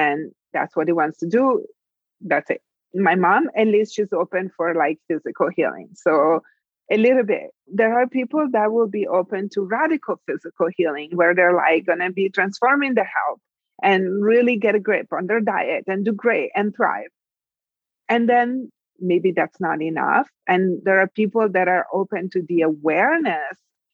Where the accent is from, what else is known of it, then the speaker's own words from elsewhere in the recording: Italy; moved away as an adult; I'm from Italy. In my country, I was born and raised. I left when I was 19